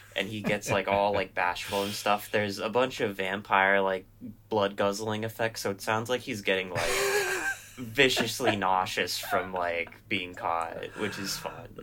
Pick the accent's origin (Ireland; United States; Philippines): Philippines; I'm Filipino